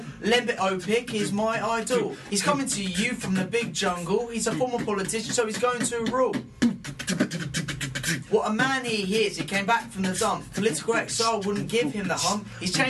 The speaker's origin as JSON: {"language": "English", "region": "London", "country": "United Kingdom", "said": "I'm from North East London."}